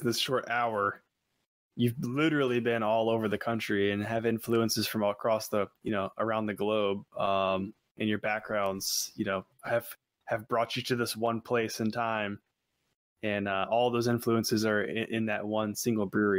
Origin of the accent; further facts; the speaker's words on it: Lexington, Virginia, United States; I'm from Lexington, Virginia